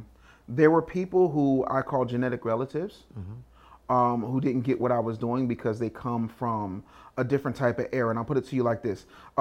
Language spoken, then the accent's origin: English; Philadelphia, Pennsylvania, United States; I'm from Cheesesteak City.